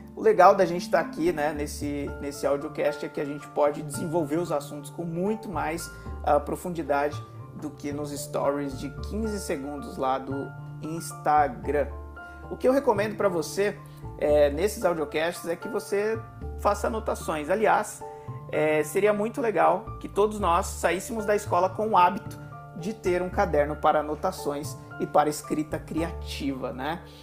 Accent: São Paulo, Brazil; em São Paulo, a gente costuma usar o mas da mesma forma na oralidade

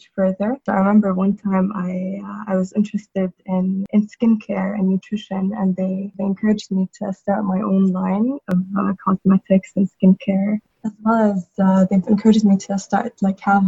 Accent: Saudi Arabia; I also grew up in Saudi Arabia.

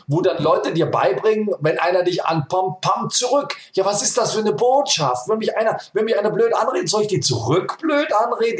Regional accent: Germany; ich bin aus Deutschland

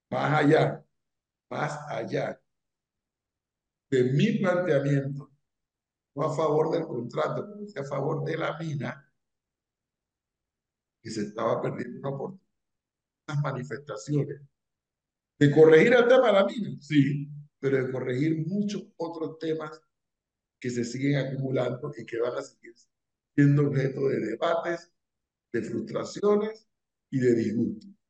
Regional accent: Panama; nos caracteriza como panameños, somos exageradamente superficial

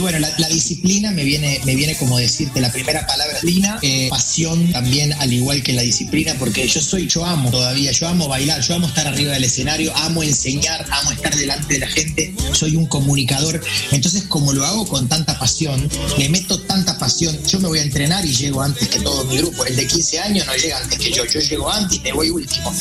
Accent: Uruguay; Y yo, uruguayo

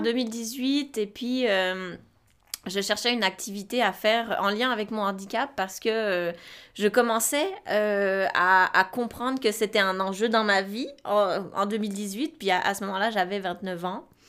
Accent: Romandy, Switzerland; moved away as an adult; now in Quebec, Canada; je suis née en Suisse. Euh, j'ai fait en Suisse un, bac en travail social

